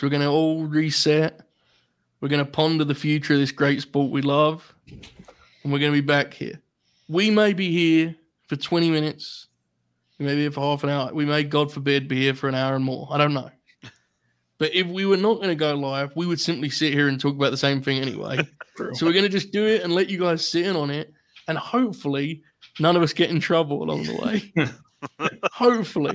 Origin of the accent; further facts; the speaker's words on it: United Kingdom; being British